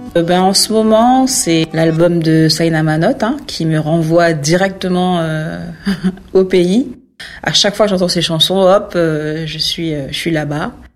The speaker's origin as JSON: {"language": "French", "country": "French Guiana", "moved": "yes"}